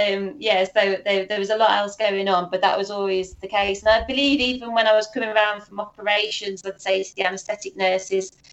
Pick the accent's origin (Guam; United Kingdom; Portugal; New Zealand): United Kingdom; me being sort of a gullible Brit